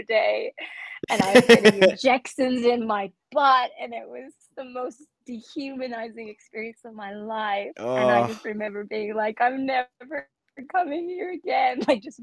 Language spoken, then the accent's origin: English; Calgary, Alberta, Canada; also born or lived in Guatemala; I was born in Guatemala. I grew up in Cowtown, Calgary, Alberta.